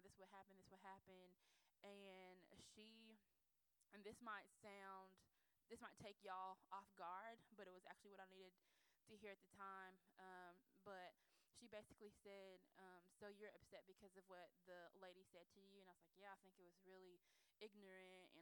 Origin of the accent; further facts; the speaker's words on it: United States; being Nigerian American